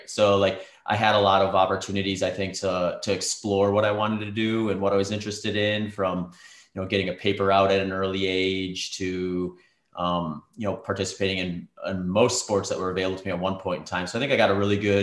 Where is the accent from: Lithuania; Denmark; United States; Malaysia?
United States; Wisconsin; moved away as an adult; also born or lived in Minnesota / Nebraska; now in Phoenix, United States; we ended up in Wisconsin by the time I was 8. And that's where I basically grew up. I went to high school and college in Wisconsin